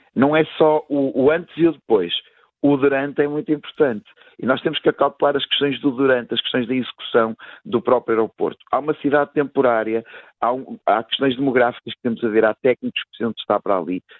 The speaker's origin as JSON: {"language": "Portuguese", "country": "Portugal", "said": "para mim, enquanto português"}